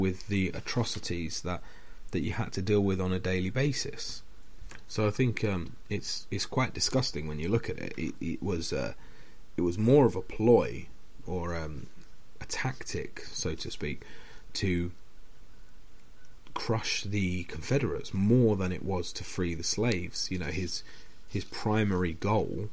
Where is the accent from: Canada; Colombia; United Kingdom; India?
United Kingdom; now in Grimsby, United Kingdom; I'm not from Hull, but I do live in Grimsby, which is just over the water